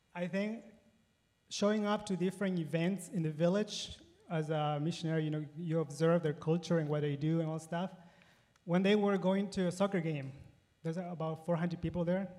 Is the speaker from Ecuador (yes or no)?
yes; Ecuador; moved away as an adult; also born or lived in Paraguay; now in United States; I was born and raised in Ecuador